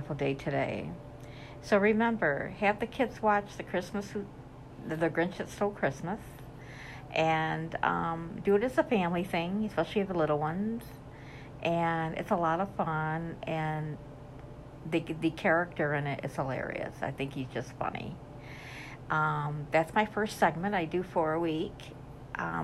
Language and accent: English; upstate New York, United States; I'm from New York, upstate New York, that is